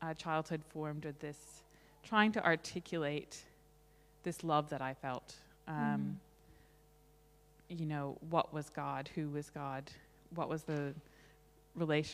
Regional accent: Somerset, Massachusetts, United States; also born or lived in Fall River, Massachusetts; I was born in Fall River, Massachusetts. It's a small city across from Somerset where I lived and about an hour south of Boston. So very much a New England girl

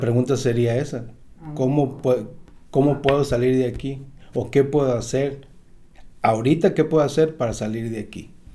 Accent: Tecuala, Nayarit, Mexico; now in Southern California, United States; soy de una ciudad, se llama Tecual, Nayarit, México

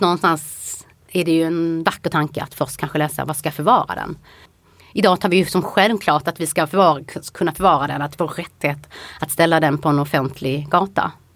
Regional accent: Helsingborg, Skåne, Sweden; moved away; jag kom från Helsingborg

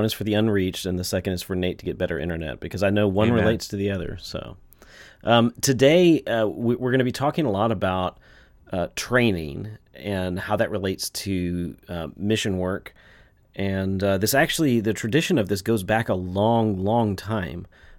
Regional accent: Texas, United States; moved away as an adult; also born or lived in Seattle area, Washington; now in Seattle, United States; I'm from Texas, so I can call it the tail end of COVID, which I'm now in Washington

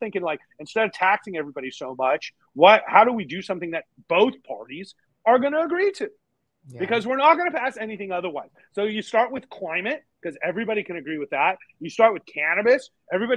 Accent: United States; I'm an American

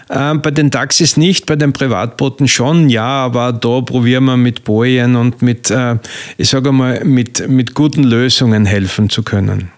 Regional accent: Styria, Austria; also born or lived in South Africa / Switzerland / Baden bei Wien; now in Pörtschach am Wörthersee, Austria; ich bin ein geborener Steirer

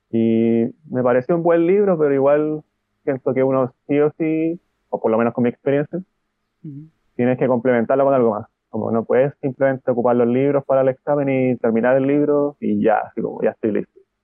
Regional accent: Chile; now in Santiago, Chile; soy de Chile, tengo 28 años

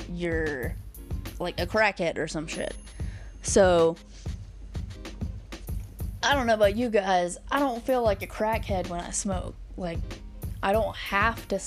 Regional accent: Alabama, United States; now in Colorado, United States; I'm from Alabama, and I have moved to Colorado with my boyfriend

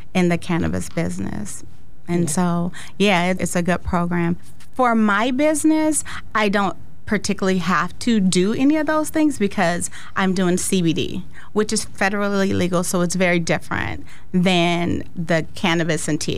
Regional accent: Sacramento, California, United States; also born or lived in San Francisco; I'm from San Francisco, but Sacramento all of my formative years

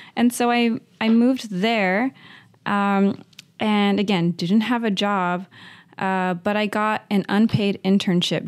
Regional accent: Uvalde, Texas, United States; moved away as an adult; also born or lived in Notre Dame, Indiana / Chicago; now in Los Angeles, United States; Born and raised in Uvalde, Texas.

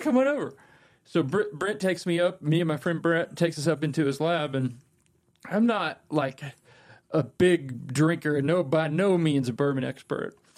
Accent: Kentucky, United States; growing up in Kentucky and being exposed to the culture and the marketing

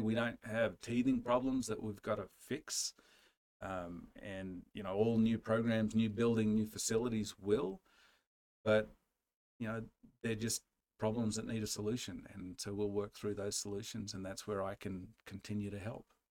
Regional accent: Australia; now in United States; we, Australians who live abroad

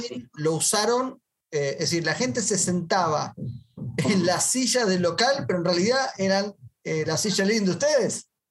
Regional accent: Argentina; yo soy argentino

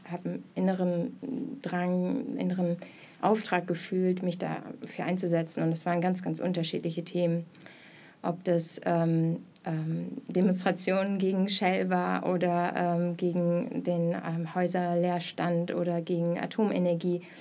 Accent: Mülheim an der Ruhr, North Rhine-Westphalia, Germany; moved away as an adult; also born or lived in Hamburg; now in Berlin, Germany; ähm, ich bin geboren im Ruhrgebiet in Mülheim an der Ruhr äh, und bin zum Studium schon nach Berlin gekommen, war dann in Hamburg und jetzt wieder seit 2015 in Berlin.

